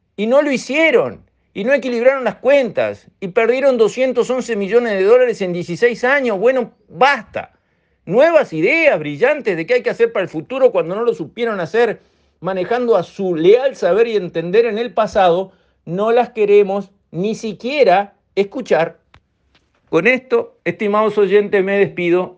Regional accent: Uruguay; soy uruguayo y como tal me considero dueño de ANCAP

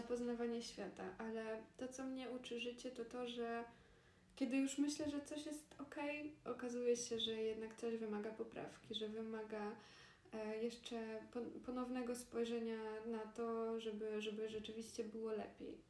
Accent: Poland; moved away as an adult; also born or lived in Granada, Spain; urodziłyśmy się w Polsce

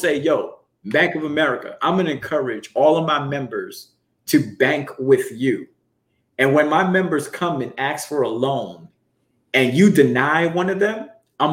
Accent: New York City, New York, United States; growing up in Brooklyn, so I'm very familiar with the Jewish community

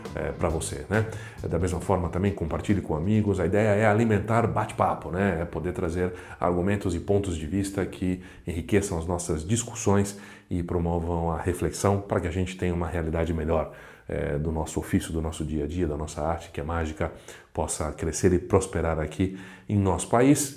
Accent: Brazil; somos brasileiros, brasileiros, os brasileiros

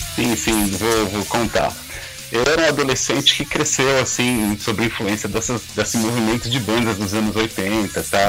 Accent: Brazil

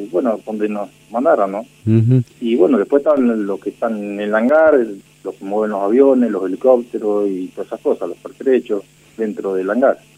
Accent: Bordenave, Buenos Aires Province, Argentina; Yo soy nativo de la localidad de Bordenave, partido de Puan.

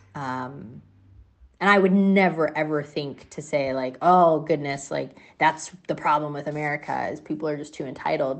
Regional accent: United States; as an American, I've certainly grown up in a, a, in a space in an area

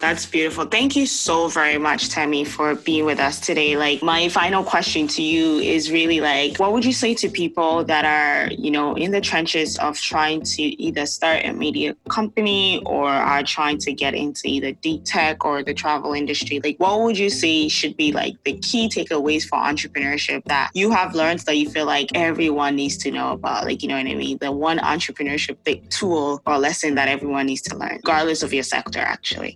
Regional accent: Ghana; now in Canada; I grew up in Ghana, growing up in Ghana

